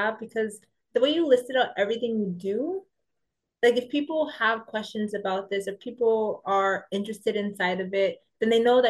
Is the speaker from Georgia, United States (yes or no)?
no; New York City, New York, United States; moved away as an adult; now in Paris, France; I am originally from New York City.